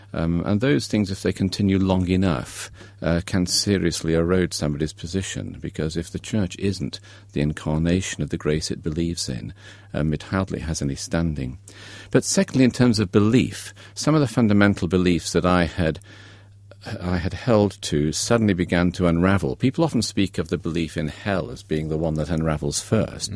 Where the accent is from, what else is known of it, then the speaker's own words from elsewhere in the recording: Derby, East Midlands, United Kingdom; I grew up in Derby, a grey industrial Midlands town